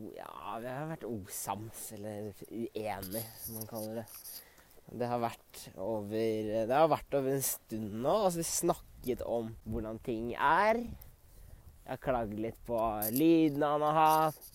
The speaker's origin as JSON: {"language": "Norwegian", "country": "Norway", "moved": "yes", "lives_now": "Sweden", "said": "med vennene mine hjemme i Norge"}